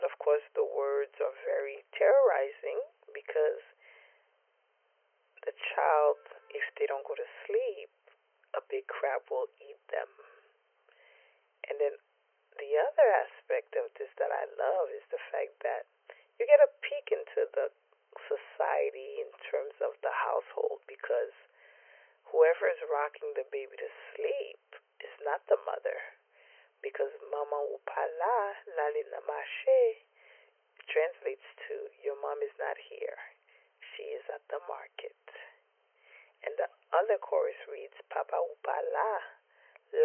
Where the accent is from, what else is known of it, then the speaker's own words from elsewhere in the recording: New York City, New York, United States; I am from East Flatbush, Brooklyn